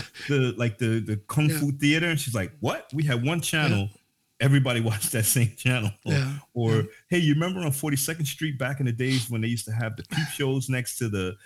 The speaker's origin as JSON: {"language": "English", "town": "New York City", "region": "New York", "country": "United States", "tie": "born or raised there", "moved": "as an adult", "lives_now": "Norway", "said": "I grew up in Bushwick, Brooklyn"}